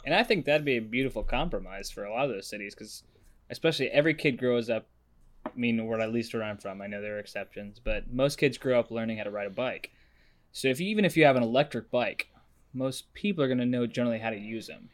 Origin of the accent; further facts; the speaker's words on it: Nashville, Tennessee, United States; moved away; I'm actually from Nashville.